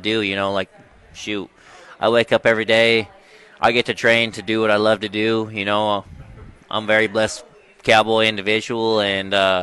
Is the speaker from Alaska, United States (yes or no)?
no; Browning, Montana, United States; I'm from Browning, Montana, born and raised on the Blackfeet Reservation